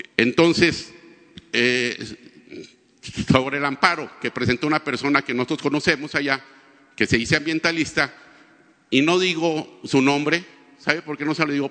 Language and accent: Spanish; Torreón, Coahuila, Mexico; Yo soy de Torreón